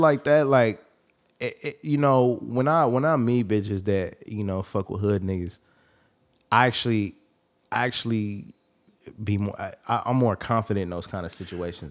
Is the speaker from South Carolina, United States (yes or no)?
no; the Bay Area, California, United States; I come from the Bay